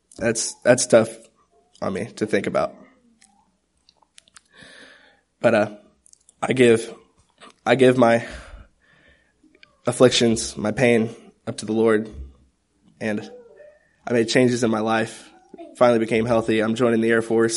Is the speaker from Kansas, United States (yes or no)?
yes; Topeka, Kansas, United States; I was born in Topeka, Kansas